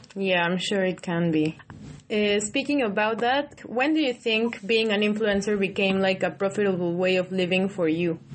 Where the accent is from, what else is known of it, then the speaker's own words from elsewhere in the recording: Mexico; now in United Kingdom; I'm from Mexico and I migrated.